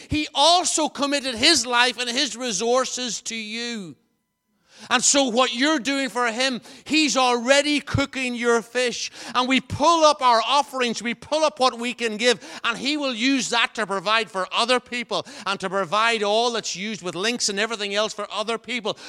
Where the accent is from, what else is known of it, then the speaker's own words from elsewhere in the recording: Enniskillen, Northern Ireland, United Kingdom; moved away; also born or lived in Belcoo/Blacklion; I, I ca, come from Enniskillen, as you know. I was born in Black Lion